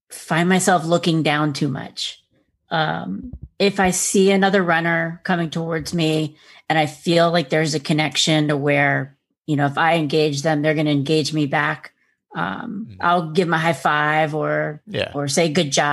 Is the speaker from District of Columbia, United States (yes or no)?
yes; Washington, District of Columbia, United States; I'm from the Washington, D.C. area.